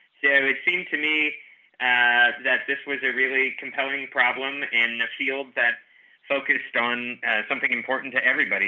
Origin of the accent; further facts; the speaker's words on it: New Jersey, United States; Yeah, I immigrated all the way from New Jersey.